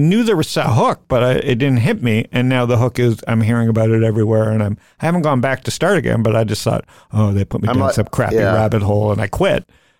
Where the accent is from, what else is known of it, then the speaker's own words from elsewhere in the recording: Toronto, Ontario, Canada; now in Phoenix, United States; I grew up, you know, I grew up in Toronto. I'm a Phoenix boy, so I'm pretty right wing. And I grew up as a Jew in Toronto